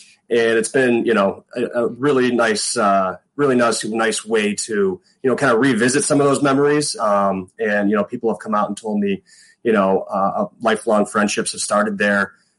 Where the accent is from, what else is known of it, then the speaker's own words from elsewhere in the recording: Chicago, Illinois, United States; moved away as an adult; also born or lived in Iowa / Nebraska; I'm a Southsider, you know, born and raised Southsider.